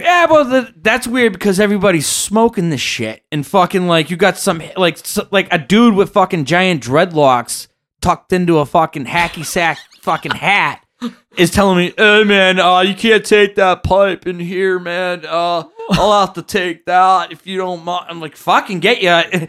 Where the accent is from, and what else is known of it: Massachusetts, United States; moved away as an adult; now in California, United States